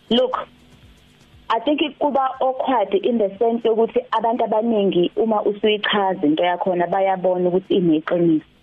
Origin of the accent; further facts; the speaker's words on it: Durban, KwaZulu-Natal, South Africa; mina ngiqhamuka eThekwini